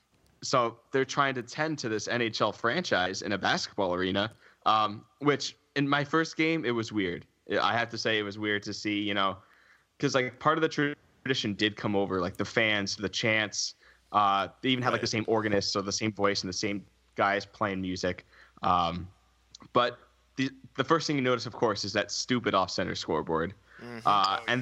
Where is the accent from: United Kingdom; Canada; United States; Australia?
United States; Suffolk County, Long Island, New York; I'm from the Suffolk County on Long Island, so going to games was a half an hour drive in my car.